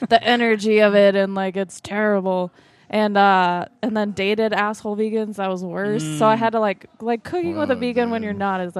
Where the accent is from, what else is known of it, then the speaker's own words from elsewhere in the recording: Denver, Colorado, United States; I grew up eating Mexican food because I'm from Denver, so we always had Mexican food, but not like sriracha level spicy.